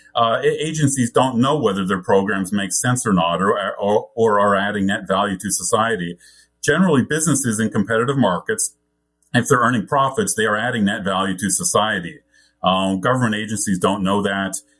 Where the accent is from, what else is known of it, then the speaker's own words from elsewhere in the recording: Canada; I grew up in Canada with a British, which has a British parliamentary system.